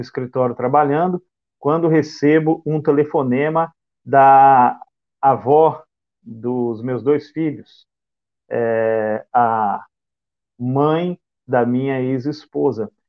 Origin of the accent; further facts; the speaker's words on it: Bauru, São Paulo, Brazil; moved away as an adult; now in Salvador, Brazil; Eu sou oriundo do interior do estado de São Paulo, da cidade de Bauru, e resido em Salvador há sete anos